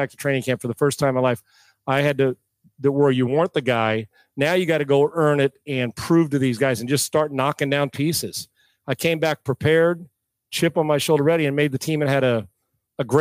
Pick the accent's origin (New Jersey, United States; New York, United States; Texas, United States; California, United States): California, United States; Escondido; moved away as an adult; now in Houston, United States; my hometown Escondido